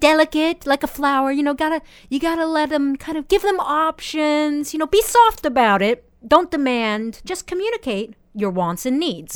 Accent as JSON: {"language": "English", "country": "United States", "moved": "yes", "lives_now": "Japan", "said": "I'm 28 years old and I'm from America"}